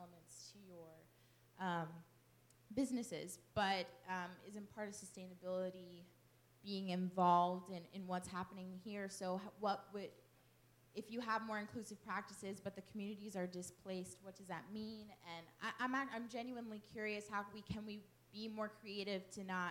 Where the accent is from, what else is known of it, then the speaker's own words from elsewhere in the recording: Brooklyn, New York, United States; moved away; I'm originally from Brooklyn